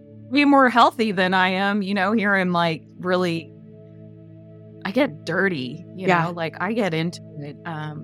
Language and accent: English; Pasadena, California, United States; also born or lived in south of France; now in California, United States; growing up